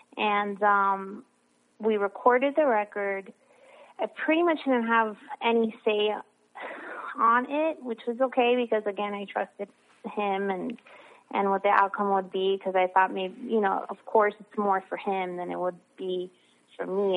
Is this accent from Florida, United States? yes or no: yes; Miami, Florida, United States; I was born and raised in Miami, Florida